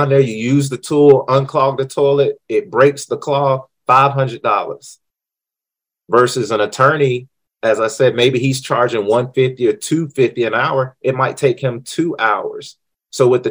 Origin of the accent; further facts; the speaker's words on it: North Carolina, United States; I'm from North Carolina